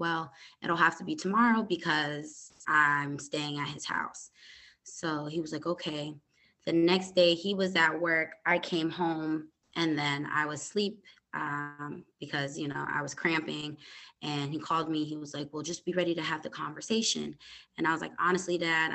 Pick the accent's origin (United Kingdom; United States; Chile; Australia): United States; Hartford, Connecticut; now in Dallas, United States; I was born and raised in Connecticut, Hartford, Connecticut. I am now in Dallas, Texas. I've lived here since 2010.